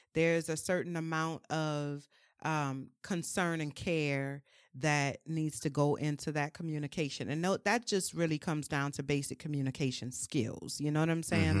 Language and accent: English; New Orleans, Louisiana, United States; I'm from New Orleans, um, born and raised.